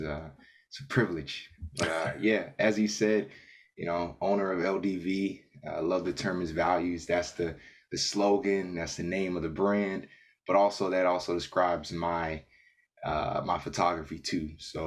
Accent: Atlanta, Georgia, United States; Yeah, born and raised.

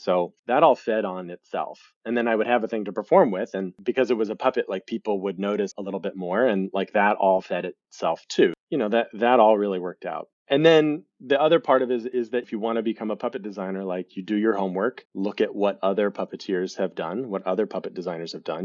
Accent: Lincoln, Nebraska, United States; moved away; also born or lived in Galveston, Texas; So, I am originally from Lincoln, Nebraska, um, although I was born in Galveston, I only lived for, there a couple of years, and grew up in Lincoln, Nebraska.

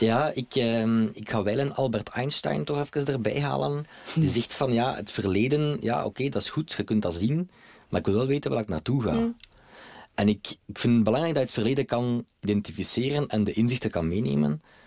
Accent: Belgium; Wij als Belgen

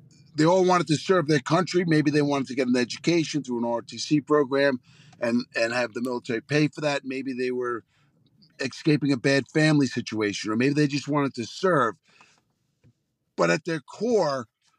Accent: Long Island, New York, United States; I grew up on Long Island and close proximity to New York City

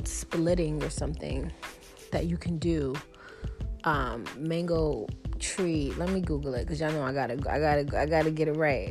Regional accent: New York, United States; I'm from New York

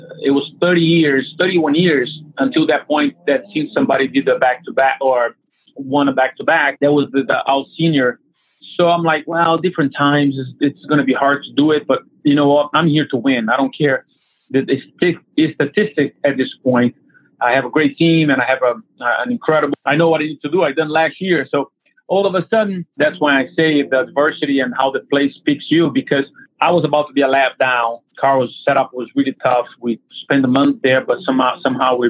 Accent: Brazil; born or raised there; moved away

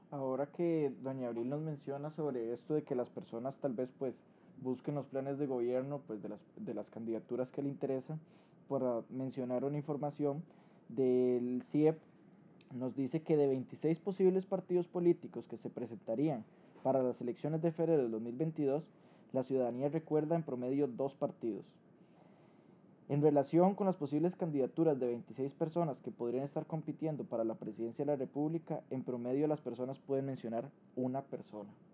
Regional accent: Costa Rica; como ciudadanos costarricenses

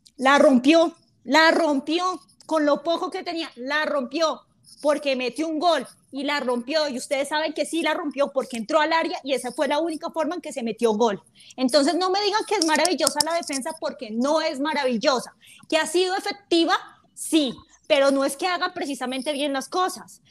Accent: Colombia; yo soy de Colombia

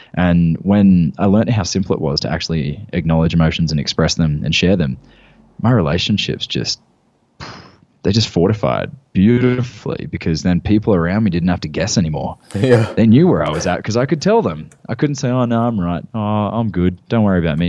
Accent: Gold Coast, Queensland, Australia; moved away as an adult; I had a gym in my hometown on the Gold Coast

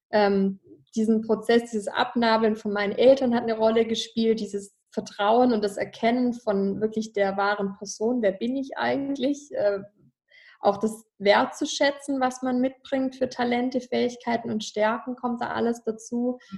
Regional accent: Ravensburg, Baden-Württemberg, Germany; Also ich komme ja aus dem Schwäbischen, Ravensburg am Bodensee, da komme ich ja her

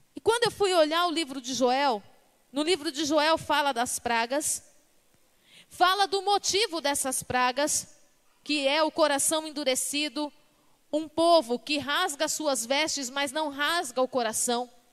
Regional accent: Brazil; nós somos brasileiros

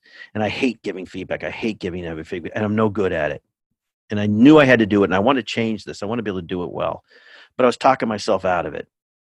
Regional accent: California, United States; now in Cambridge, Massachusetts, United States; I'm in Cambridge, Massachusetts. I grew up in California

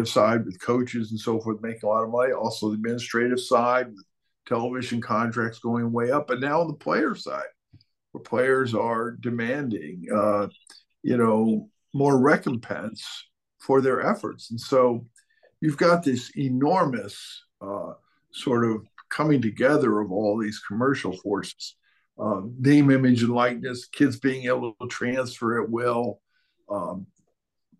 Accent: Buffalo, New York, United States; the team in the NBA, the Buffalo Braves, that drafted me was from my hometown

